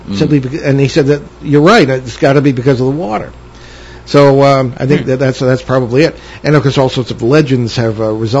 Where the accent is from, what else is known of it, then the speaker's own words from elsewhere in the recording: Connecticut, United States; I grew up in Connecticut